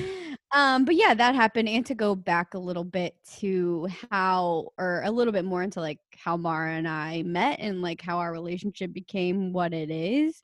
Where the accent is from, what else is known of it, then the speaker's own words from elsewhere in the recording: Alexandria, Louisiana, United States; also born or lived in New Orleans, Louisiana; I grew up in Alexandria, Louisiana.